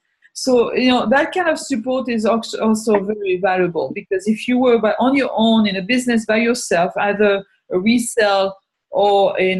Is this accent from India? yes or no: no; France; English is a second language; moved away as an adult; now in United States; You know, I came from France 30 years ago, and especially then, now maybe it's a little bit different, but still, there is a lot less red tape to start a business here than there was in France at that time.